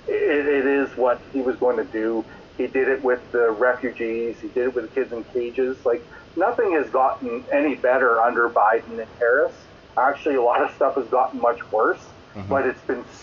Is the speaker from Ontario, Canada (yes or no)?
no; Saskatchewan, Canada; I grew up in Saskatchewan, was friends with the Hart family and Stampede Wrestling